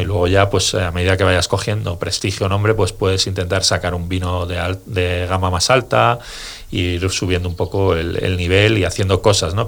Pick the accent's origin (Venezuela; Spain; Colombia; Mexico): Spain; Segovia, Castile and León; yo, vengo de Segovia